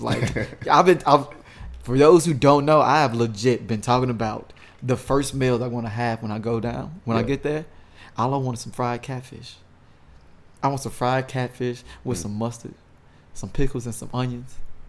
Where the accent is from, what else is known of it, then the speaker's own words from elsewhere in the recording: St. Louis, Missouri, United States; I mean, I'm from St. Louis. I'm Midwest.